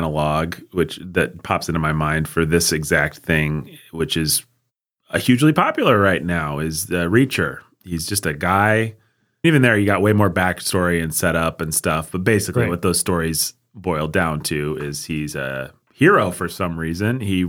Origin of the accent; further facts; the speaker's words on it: United States; We're American.